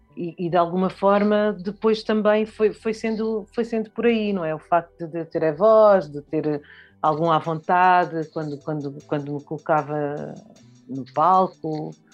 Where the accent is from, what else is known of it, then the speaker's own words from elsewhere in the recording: Lisbon, Portugal; also born or lived in Bié, Angola; E, e eu cresci em Lisboa, cresci na rua da, na rua da Boa Vista, Uh, cresci em Lisboa